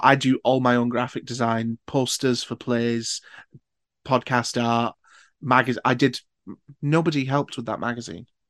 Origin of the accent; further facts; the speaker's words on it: Newcastle upon Tyne, North East England, United Kingdom; I'm from Newcastle